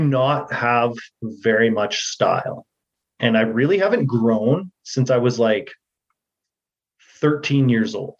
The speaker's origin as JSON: {"language": "English", "town": "Edmonton", "region": "Alberta", "country": "Canada", "tie": "born or raised there", "said": "that's where I was born, so it's my hometown."}